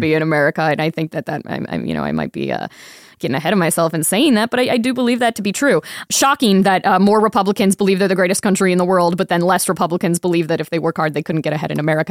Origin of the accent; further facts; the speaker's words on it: Tampa, Florida, United States; now in Las Vegas, United States; I am from Tampa